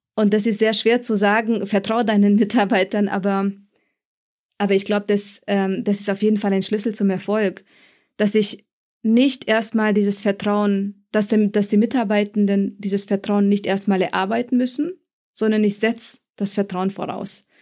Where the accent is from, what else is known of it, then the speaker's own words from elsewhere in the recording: Munich, Bavaria, Germany; moved away as an adult; also born or lived in Frankfurt; Ich komme ursprünglich aus München oder ich habe mein Studium hier absolviert an der TUM